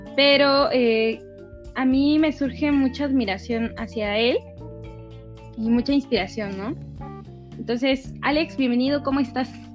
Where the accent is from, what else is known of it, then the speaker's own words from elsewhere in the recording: Valle de Chalco, State of Mexico, Mexico; mi pueblo natal, Valle de Chalco